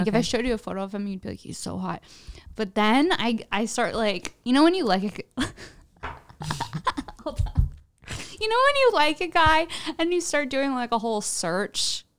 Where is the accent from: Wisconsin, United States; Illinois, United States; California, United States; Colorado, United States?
California, United States; the Valley; I'm from the Valley.